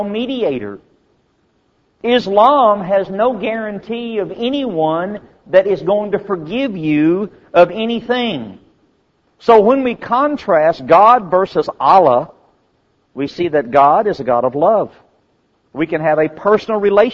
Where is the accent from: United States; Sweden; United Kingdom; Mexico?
United States; As an American